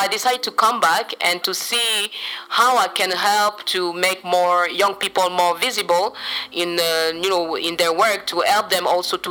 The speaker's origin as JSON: {"language": "English", "country": "Central African Republic", "said": "I'm from the Central African Republic, and I run a youth-led organization"}